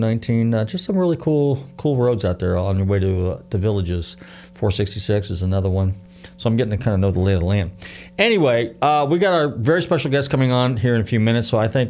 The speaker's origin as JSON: {"language": "English", "town": "San Francisco", "region": "California", "country": "United States", "tie": "born or raised there", "also_born_or_lived": "Largo, Florida", "moved": "yes", "said": "growing up in San Francisco."}